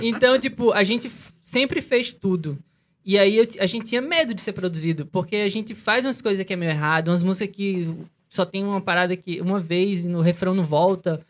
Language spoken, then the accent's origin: Portuguese; Natal, Rio Grande do Norte, Brazil; A gente é de Natal